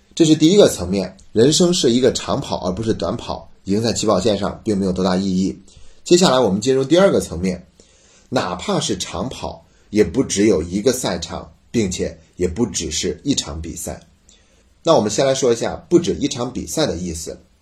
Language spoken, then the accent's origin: Chinese; China; 我们中国人所有人都在比